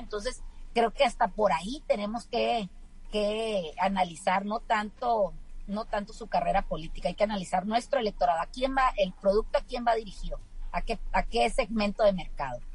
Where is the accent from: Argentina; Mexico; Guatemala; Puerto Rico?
Mexico; nosotros como mexicanos